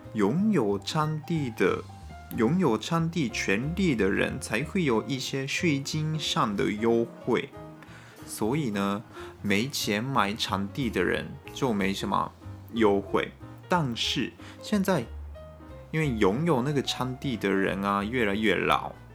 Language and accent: Chinese; Japan; 我们日本人考大学是蛮，还蛮辛苦的事情